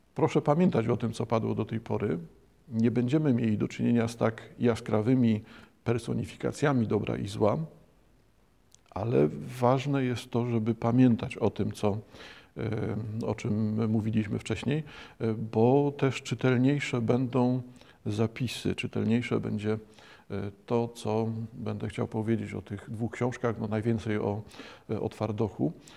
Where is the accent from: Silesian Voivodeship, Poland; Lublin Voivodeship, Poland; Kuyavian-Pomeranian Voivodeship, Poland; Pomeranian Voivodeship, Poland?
Silesian Voivodeship, Poland; Bytom; urodzony na Śląsku, na Górnym Śląsku, urodzony w Bytomiu